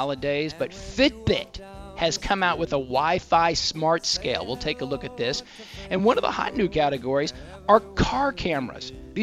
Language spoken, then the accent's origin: English; Texas, United States; I'm Texan